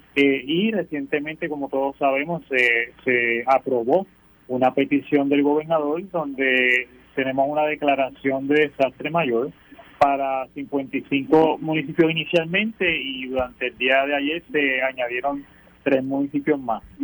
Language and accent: Spanish; Puerto Rico; soy de aquí, que soy puertorriqueño